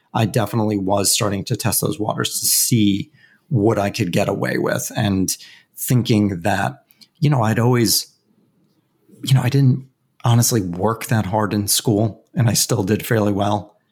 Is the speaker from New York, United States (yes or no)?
yes; Westchester County, New York, United States; I grew up in Westchester County, New York, which is just about an hour north of Manhattan.